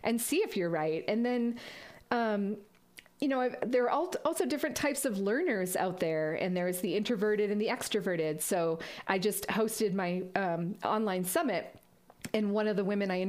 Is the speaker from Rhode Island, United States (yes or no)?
no; Massachusetts, United States; moved away as an adult; also born or lived in Vermont; now in Colorado, United States; I grew up in Massachusetts